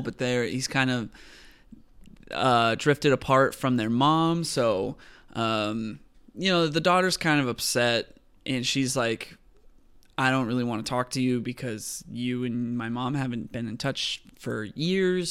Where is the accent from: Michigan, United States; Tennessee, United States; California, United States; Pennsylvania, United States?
California, United States; I'm from California